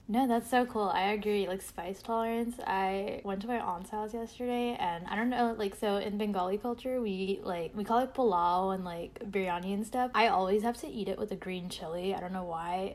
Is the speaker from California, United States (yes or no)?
no; New York, United States; moved away; I'm also originally from New York